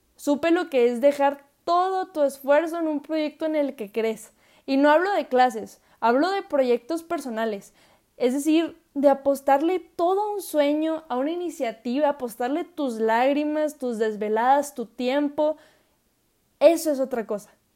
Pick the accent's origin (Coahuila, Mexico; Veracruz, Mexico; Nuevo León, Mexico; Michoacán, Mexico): Coahuila, Mexico; Saltillo; soy orgullosamente mexicana, nacida en mi bello Saltillo, Coahuila.